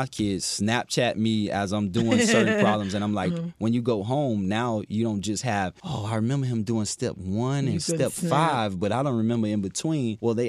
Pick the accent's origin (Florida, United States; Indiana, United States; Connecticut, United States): Florida, United States; Fort Myers; So I'm originally from Fort Myers, Florida. I came by way of playing college football at Florida Atlantic University.